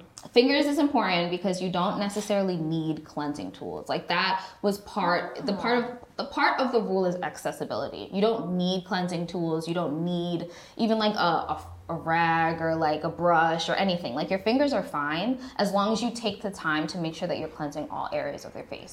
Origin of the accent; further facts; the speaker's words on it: New York, United States; moved away as an adult; now in Los Angeles, United States; I went to school in New York. I grew up in New York.